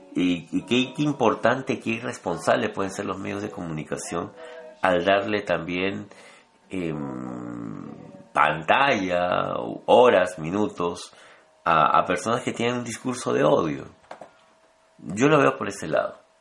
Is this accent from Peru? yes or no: yes; Peru; hablo como peruanos